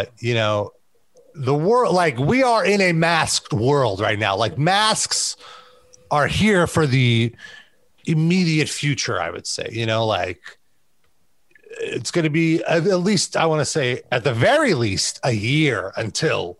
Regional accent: United States; as an American

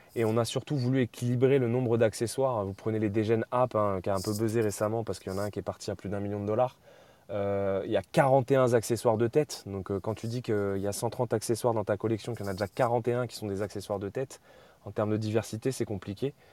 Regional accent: France; en tant que Français

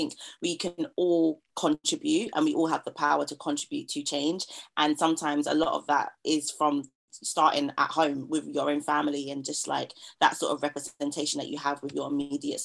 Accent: London, United Kingdom; Growing up in East London

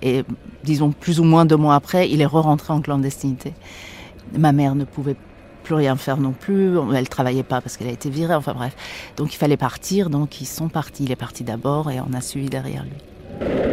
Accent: Tehran, Tehran Province, Iran; first language Persian; French is a second language; now in Paris, France; j'ai grandi, je suis née à Téhéran, donc j'ai grandi, euh, dans une ville, euh, d'Orient

